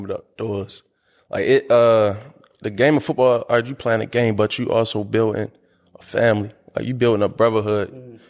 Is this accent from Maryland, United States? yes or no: yes; Baltimore, Maryland, United States; I am from South Baltimore.